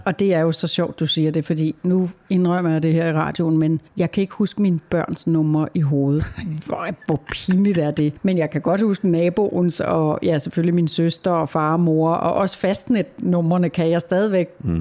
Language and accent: Danish; Taastrup, Capital Region of Denmark, Denmark; Hjemme hos mig i Tostrup, hvor jeg er vokset op med min mor, far og søster